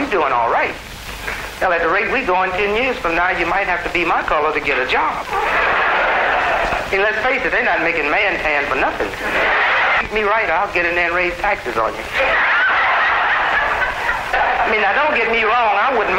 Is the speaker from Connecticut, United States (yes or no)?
no; Chicago, Illinois, United States; Take my hometown, Chicago.